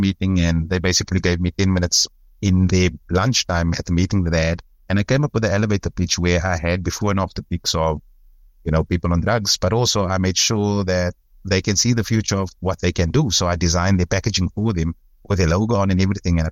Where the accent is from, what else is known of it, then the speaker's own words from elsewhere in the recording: Cape Town, Western Cape, South Africa; also born or lived in Belhar; I grew up in Bishop Leavis, which is on the Cape Flats